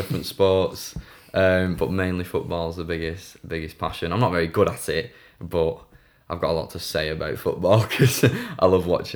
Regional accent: Bolton, North West England, United Kingdom; also born or lived in Atherton; now in Wigan, United Kingdom; born and bred in Bolton

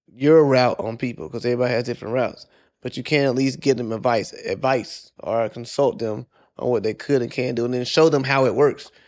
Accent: South Carolina, United States; moved away as an adult; also born or lived in Georgia / Washington, D.C.; I'm originally from South Carolina, and this is after I got the military. So, I joined the military. I was living in Georgia. I moved to D C

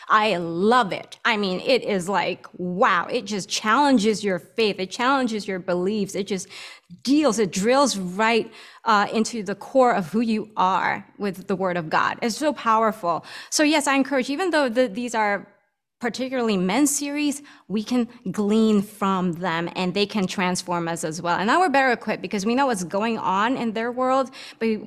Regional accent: Philippines; English is a second language; I'm Filipino.

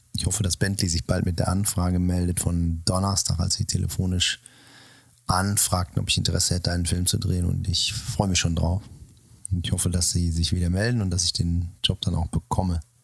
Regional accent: Sauerland, North Rhine-Westphalia, Germany; moved away; in meiner Jugend im Sauerland oder in meiner Kindheit

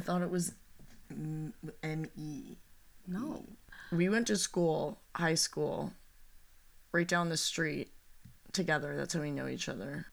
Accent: Los Angeles, California, United States; we are from the San Fernando Valley

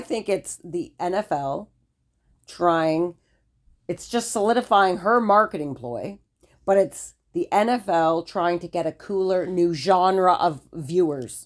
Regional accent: United States; I'm American.

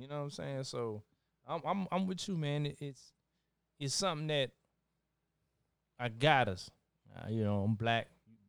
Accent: Minnesota, United States; So, growing up in Minnesota, no issues, no racism.

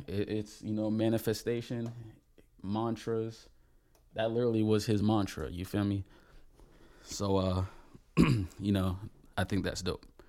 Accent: Palm Bay, Florida, United States; I'm from Palm Bay, Florida

